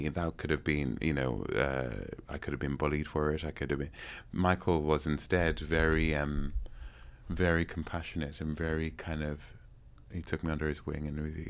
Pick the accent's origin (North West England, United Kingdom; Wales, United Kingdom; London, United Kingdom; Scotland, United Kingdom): London, United Kingdom; born there; Part of the master plan is to further education, because I was born in London.